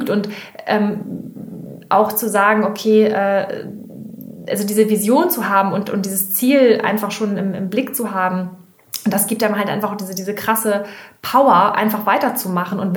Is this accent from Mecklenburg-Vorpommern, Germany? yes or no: no; Hamburg, Germany; Wir kommen aus, äh, aus Hamburg